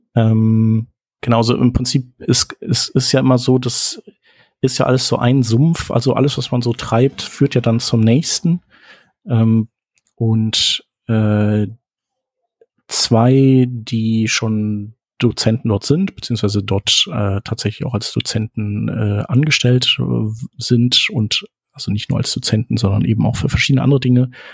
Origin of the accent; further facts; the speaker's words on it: Germany; als Deutscher